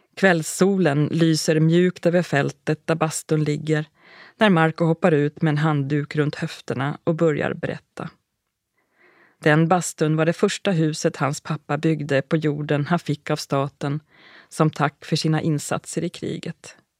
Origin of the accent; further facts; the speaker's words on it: Sweden; moved away as an adult; also born or lived in Uppsala, Sweden; now in Finland; I början av september nittonhundranittioåtta hade jag tagit båten från Sverige till Finland som vanligt, med det enda undantaget att jag tog med mig allt jag äger och har